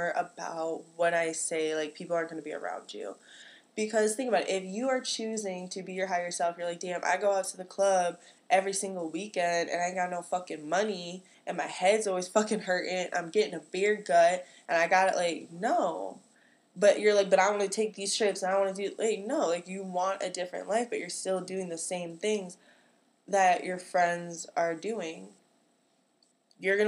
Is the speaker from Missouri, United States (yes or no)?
no; Chicagoland area, Illinois, United States; I come from the Chicagoland area. I'm the hometown that I'm from is real cornfield